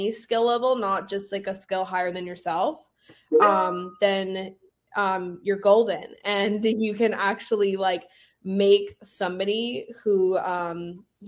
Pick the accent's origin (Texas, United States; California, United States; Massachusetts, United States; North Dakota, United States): Massachusetts, United States; Rutland; I grew up in Rutland.